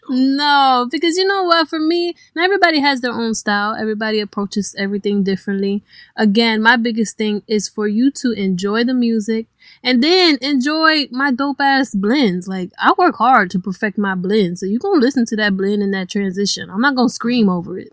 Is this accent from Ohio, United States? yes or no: yes; Cleveland, Ohio, United States; moved away as an adult; now in New Orleans, United States; I am originally from Cleveland, Ohio, hmm. and I have only been in New Orleans a year